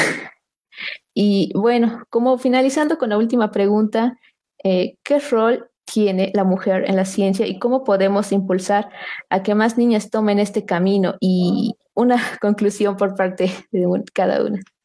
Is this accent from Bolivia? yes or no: yes; Bolivia; nosotros como bolivianos